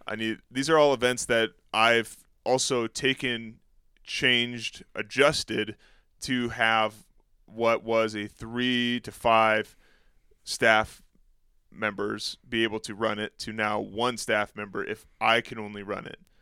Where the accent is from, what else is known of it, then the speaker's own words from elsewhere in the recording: Escanaba, Michigan, United States; moved away; the Upper Peninsula of Michigan, which is where I grew up, I grew up in Escanaba